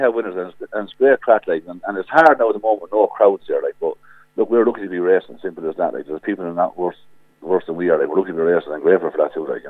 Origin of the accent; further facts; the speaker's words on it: Kilkenny, Leinster, Ireland; I'm from James Stevens Hurling Club in Kilkenny